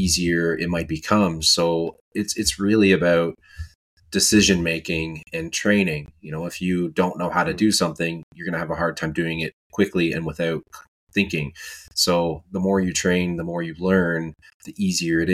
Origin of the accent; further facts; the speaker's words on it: Canada; I'm from Canada